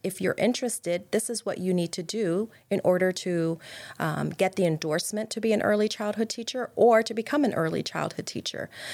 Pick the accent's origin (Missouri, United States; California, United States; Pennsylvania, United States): Pennsylvania, United States; now in Maryland, United States; I'm from Pennsylvania